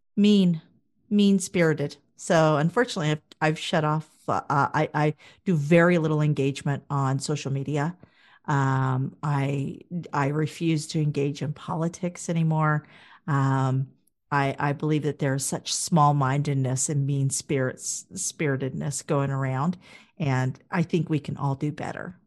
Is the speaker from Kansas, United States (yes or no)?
yes; Wichita, Kansas, United States; moved away as an adult; also born or lived in Toronto / Calgary; Wichita, Kansas originally. Uh, born and bred, went to Blessed Sacrament School for the majority of my early years